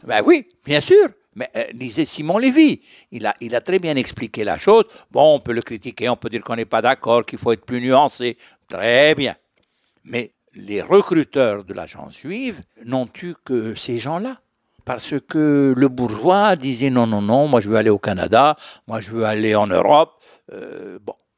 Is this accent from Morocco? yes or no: yes; Morocco; je suis marocain.